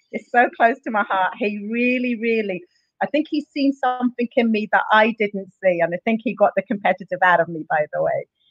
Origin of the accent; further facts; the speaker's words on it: Luton, East of England, United Kingdom; moved away as an adult; also born or lived in Dundalk, Ireland; now in Ireland; I'm originally from England. I, I a place called Luton. I moved over here in 2001.